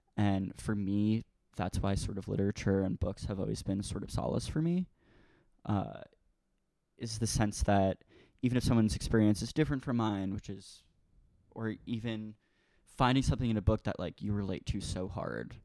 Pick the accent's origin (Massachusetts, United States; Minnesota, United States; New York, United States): New York, United States; Merrick; moved away as an adult; now in Brooklyn, United States; I grew up on the South Shore in a town called Merrick